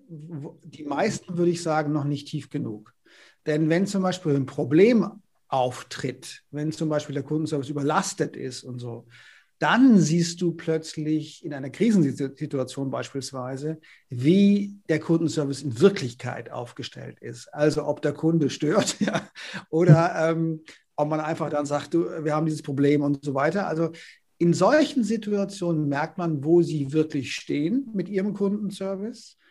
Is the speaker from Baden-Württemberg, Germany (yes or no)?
yes; Konstanz, Baden-Württemberg, Germany; moved away; also born or lived in Northern Germany / Paris; ich komme ja aus Baden. Ja, ich komme ja. aus Konstanz am Bodensee